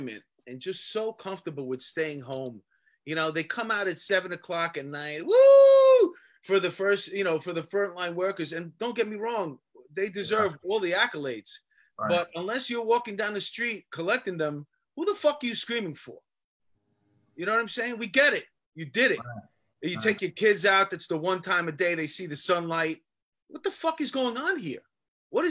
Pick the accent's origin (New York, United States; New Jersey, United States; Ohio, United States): New York, United States; New York City; I grew up in Astoria